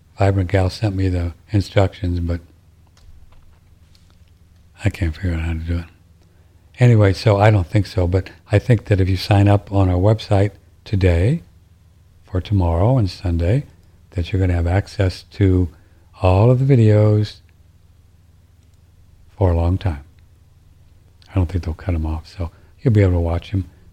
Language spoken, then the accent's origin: English; St. Louis, Missouri, United States; I grew up in St. Louis listening to Harry Carey, St. Louis Cardinals.